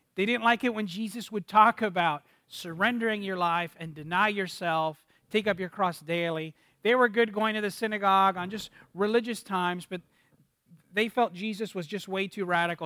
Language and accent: English; Miami, Florida, United States; moved away as an adult; also born or lived in Dallas; I'm from Miami, Florida, and my wife is from Miami, Florida as well, both born and raised